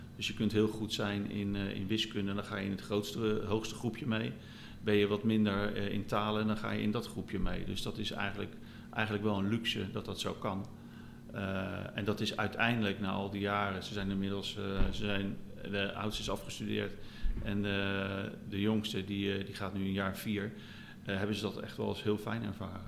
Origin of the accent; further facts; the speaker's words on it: near The Hague, South Holland, Netherlands; moved away as an adult; now in Valencia, Spain; Wij zijn zelf stadsmensen, wij komen uit de buurt van Den Haag